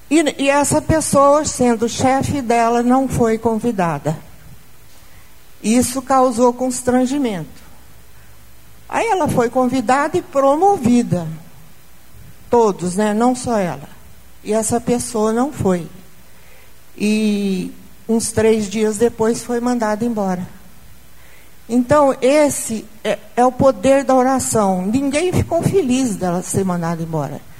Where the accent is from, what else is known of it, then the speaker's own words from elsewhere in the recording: Brazil; Principalmente pelo nosso Brasil, porque nós somos brasileiros.